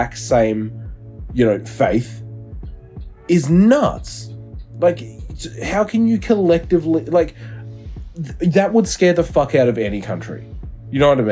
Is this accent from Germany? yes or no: no; New Zealand; now in Australia; I'm from New Zealand. I live in Australia